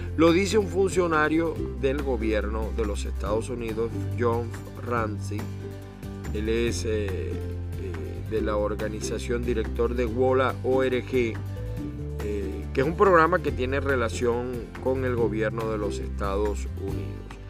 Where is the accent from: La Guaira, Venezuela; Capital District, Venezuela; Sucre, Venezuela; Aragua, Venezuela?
Aragua, Venezuela; Maracay; mi tierra, Maracay